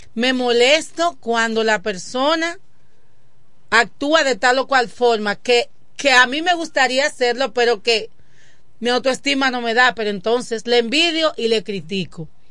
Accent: Dominican Republic; de Quisqueya, hija de Ramón y Arelis

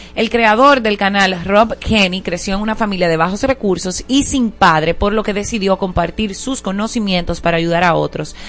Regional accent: Dominican Republic; como dominicanos

